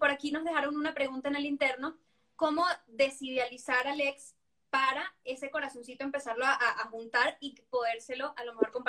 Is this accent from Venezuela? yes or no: yes; Venezuela; al menos yo, porque no sé si cultural, yo vengo de Venezuela, no sé si por latino, lo que sea